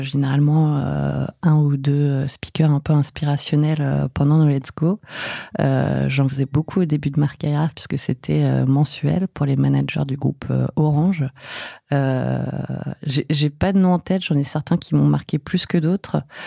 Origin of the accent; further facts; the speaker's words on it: Fontainebleau, Île-de-France, France; also born or lived in Paris; je suis née à Paris, mais j'ai ai pas trop vécu. Euh, j'ai passé une plus grande partie de mon enfance à Fontainebleau